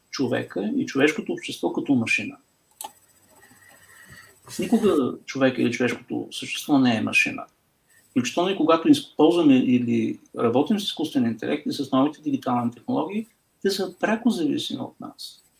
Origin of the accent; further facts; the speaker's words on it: Bulgaria; като българи